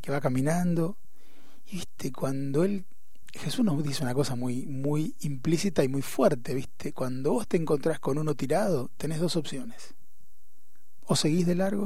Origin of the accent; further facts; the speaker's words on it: Posadas, Misiones, Argentina; moved away as an adult; now in Buenos Aires, Argentina; yo nací en Misiones, en Posadas, y mm. cuando terminé el colegio vine a Buenos Aires a estudiar